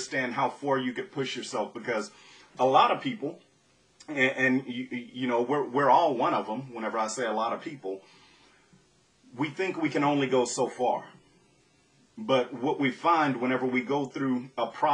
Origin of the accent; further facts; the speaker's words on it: Southwest Louisiana, United States; Growing up in Southwest Louisiana